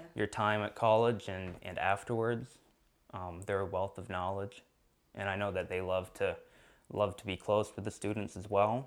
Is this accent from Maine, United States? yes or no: yes; Sherman, Maine, United States; I'm from Sherman, Maine, which is about an hour away from Baxter State Park.